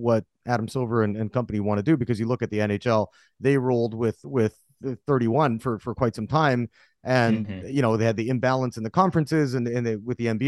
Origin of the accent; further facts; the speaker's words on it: Vancouver, British Columbia, Canada; I grew up in Vancouver, Canada, you know, just down the road, the I-5 from Seattle.